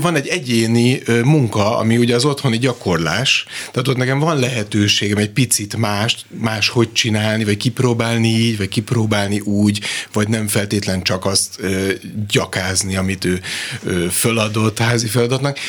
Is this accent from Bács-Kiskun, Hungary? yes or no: no; Kaposvár, Somogy, Hungary; én magam is kaposvári születésű vagyok